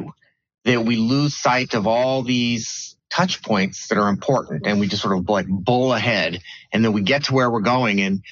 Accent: Bay Area, California, United States; I grew up in the Bay Area at a time when Silicon Valley was not really a thing.

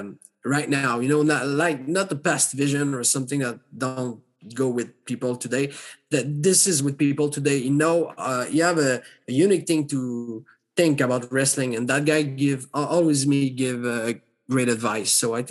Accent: Quebec, Canada; So they present me to people. So that … is one of a Quebec wrestler

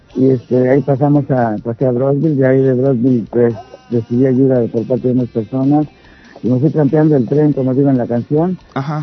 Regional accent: Mexico City, Mexico; moved away; yo nací allá, en el DF. Entonces, pues a mí me tocó vivir allá.

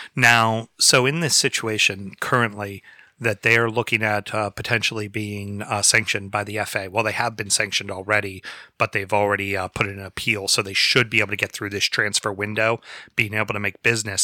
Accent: United States; as the red-blooded Americans we are

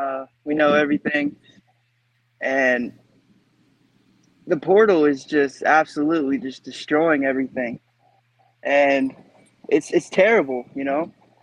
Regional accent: Nebraska, United States; As you know, I'm from the Midwest, from Nebraska. Grew up a huge fan here.

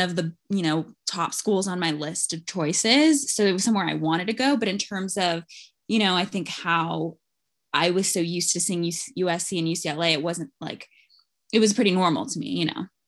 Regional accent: Los Angeles, California, United States; I was born and raised in L

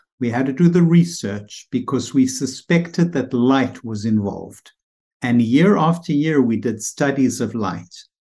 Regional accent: South Africa; moved away as an adult; now in United States; it brings me back to when I came here from South Africa. It was 1976, and I was thrown into the psychiatric residency, which was very stimulating.

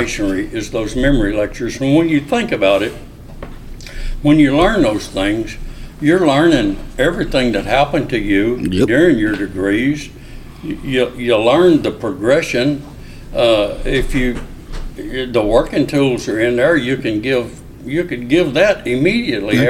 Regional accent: Arkansas, United States; moved away as an adult; also born or lived in Mobile, Alabama / Ketchikan, Alaska / Corpus Christi, Texas / Cincinnati, Ohio; I was raised in Arkansas

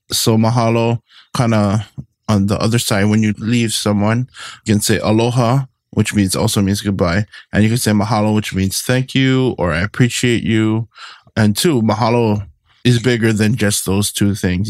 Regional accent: Hawaii, United States; we all descended from that one taro plant as Hawaiian people

